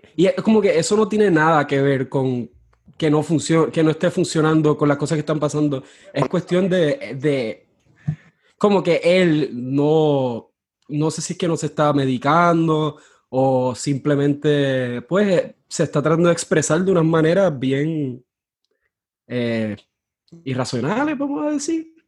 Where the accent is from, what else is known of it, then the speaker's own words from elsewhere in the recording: Mayagüez, Puerto Rico; moved away as an adult; now in New Orleans, United States; Yo soy de Mayagüez, Puerto Rico, pero ahora mismo estoy en Nueva Orleans porque estudio acá en la Universidad de Loyola